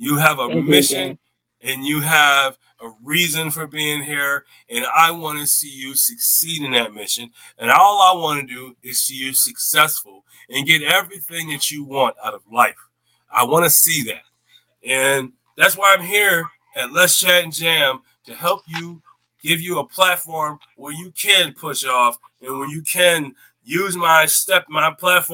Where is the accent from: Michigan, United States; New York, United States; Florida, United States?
New York, United States; Syracuse; I was raised over there on Kellogg Street back in the day